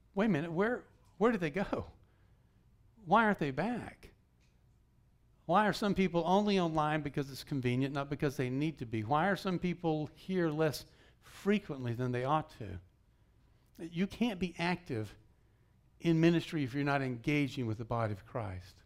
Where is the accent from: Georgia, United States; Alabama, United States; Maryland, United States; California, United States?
Georgia, United States; moved away; I grew up in Georgia